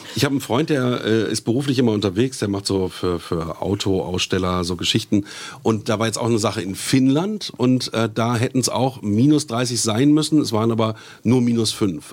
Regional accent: Germany; bei uns in Deutschland

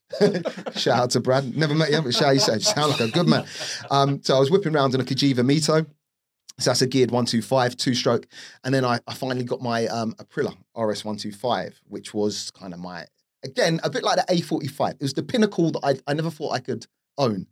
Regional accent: London, United Kingdom; grew up in Northwest London, or the outskirts of Northwest London, Harrow, uh, to be precise, Rainers Lane.

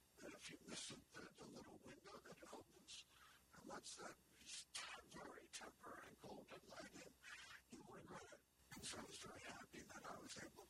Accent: New York City, New York, United States; when I was growing up in the Bronx

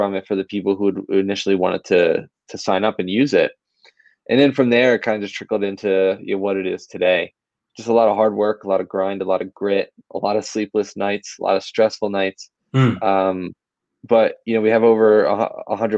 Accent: Philadelphia, Pennsylvania, United States; I've been born and raised in Philly my whole life

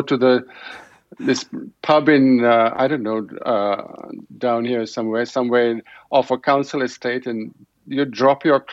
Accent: Delhi, India; moved away; also born or lived in Canada; I grew up in Delhi at a time really like just when TV just about arrived

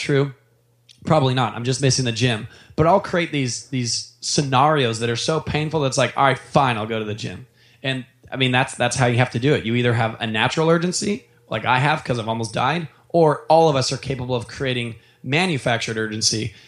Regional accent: Orange County, California, United States; moved away as an adult; also born or lived in Seattle, Washington; growing up in Orange County and moving 1,800 miles away

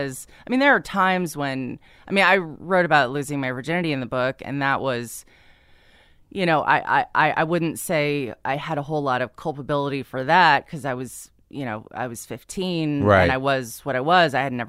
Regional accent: San Diego, California, United States; I grew up in San Diego, yeah.

